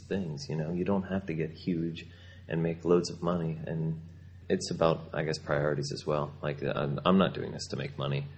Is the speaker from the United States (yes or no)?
yes; Philadelphia, Pennsylvania, United States; I'm from Philadelphia